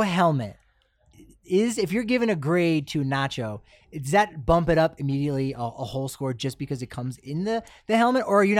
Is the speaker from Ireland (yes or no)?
yes; Ireland; I enjoy that. I'm as an Irish guy. I'll enjoy if it's house made like chips.